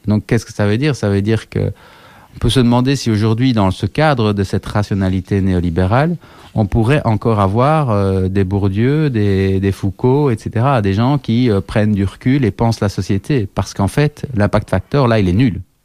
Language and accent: French; Liège, Wallonia, Belgium; je suis liégeois